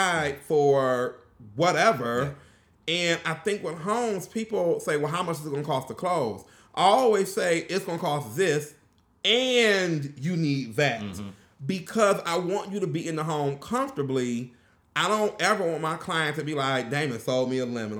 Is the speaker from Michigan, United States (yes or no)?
yes; Pontiac, Michigan, United States; I'm from Pontiac. We didn't pay for trash